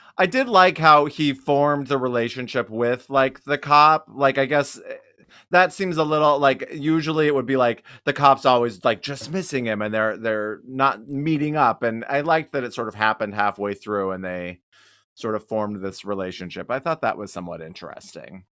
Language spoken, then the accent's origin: English; Wyoming, United States; I'm from Wyoming